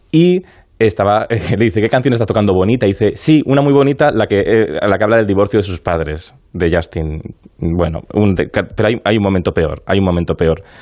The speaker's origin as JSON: {"language": "Spanish", "town": "Alcalá de Guadaíra", "region": "Andalusia", "country": "Spain", "tie": "born or raised there", "said": "en mi pueblo, en Alcalá de Guadaira"}